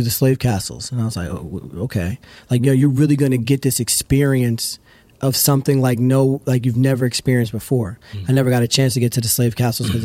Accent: the Poconos, Pennsylvania, United States; moved away; also born or lived in Lakeview, New York / Harlem, New York; I grew up in the Poconos

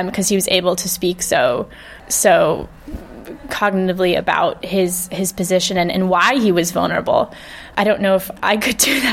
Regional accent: California, United States; moved away as an adult; also born or lived in Hackney, London; now in London, United Kingdom; I grew up in California with two British parents

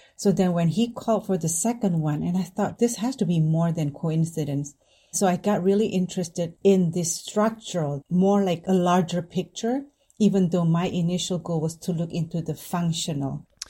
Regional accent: Indonesia; moved away as an adult; now in United States; I grew up in Indonesia

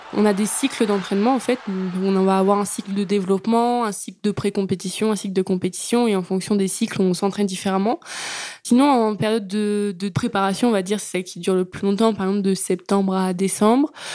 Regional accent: Yvetot, Normandy, France; also born or lived in Sotteville-lès-Rouen; je suis originaire d'Ifto

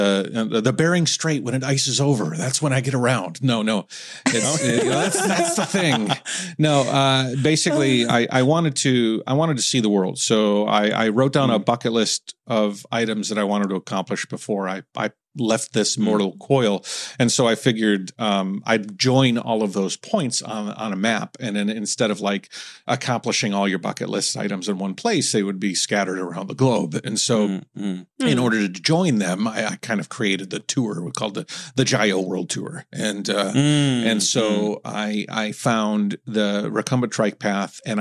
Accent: outside of Detroit, Michigan, United States; moved away as an adult; also born or lived in Ningbo, China; I'm in Southeast Michigan right now. So I grew up outside of Detroit

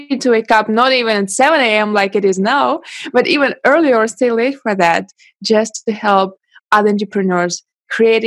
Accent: Russia; English is a second language; moved away as an adult; now in China; I was born in Russia and I moved to China 8 years ago.

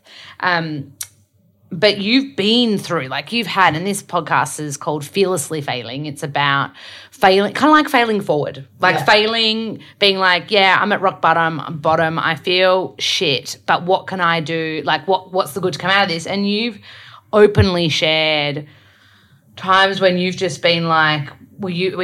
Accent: Melbourne, Victoria, Australia; I'm from Melbourne, so I love AFL footy

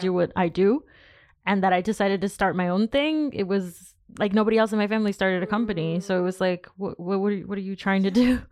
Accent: United States; moved away as an adult; now in France; being Latina and being from the States

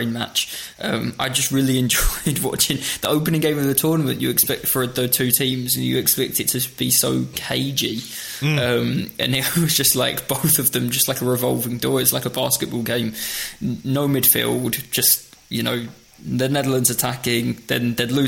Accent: England, United Kingdom; as an Englishman

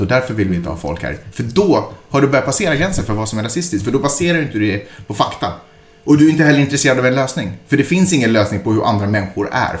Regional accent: Sweden; jag är svensk

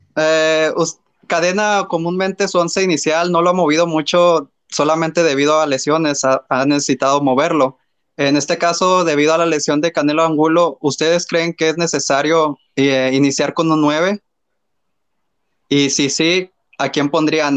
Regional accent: Nuevo Laredo, Tamaulipas, Mexico; Soy de Noblaro, Tamaulipas

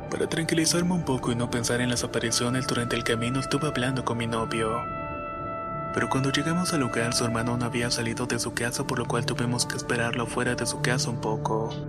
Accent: Valles Centrales, Oaxaca, Mexico; Soy de Valle Centrales, Oaxaca

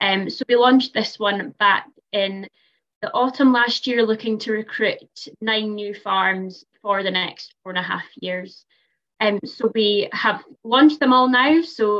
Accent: Perthshire Hills, Scotland, United Kingdom; I am a beef and sheep farmer myself as well. I am from the Perthshire Hills, running commercial suckler cows and sheep.

